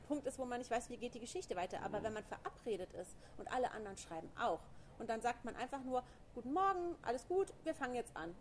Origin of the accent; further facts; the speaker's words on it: Koblenz, Rhineland-Palatinate, Germany; ich komme aus Koblenz